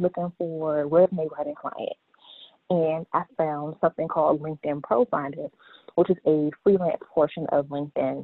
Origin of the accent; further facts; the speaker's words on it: Largo, Maryland, United States; I am from Largo, Maryland, or for those who are not familiar with Largo, I'm from the D.C. metropolitan area